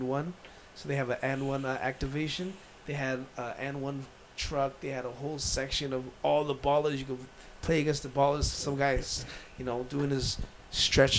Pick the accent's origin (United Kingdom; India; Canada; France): Canada; I'm Canadian.